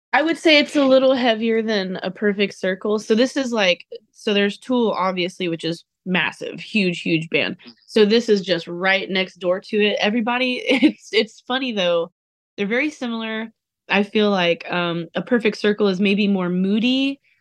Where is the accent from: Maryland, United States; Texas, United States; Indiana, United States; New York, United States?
Texas, United States; I'm from Texas, so I also, you know, am a big country fan